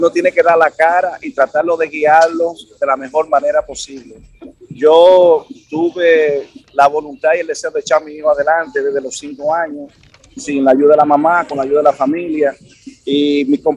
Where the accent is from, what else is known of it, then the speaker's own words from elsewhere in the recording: Miches, El Seibo, Dominican Republic; Ah, soy, de Miches.